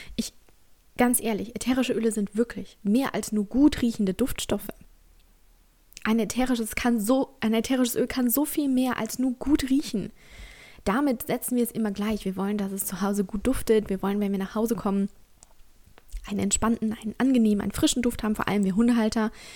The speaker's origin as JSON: {"language": "German", "country": "Germany", "tie": "born or raised there"}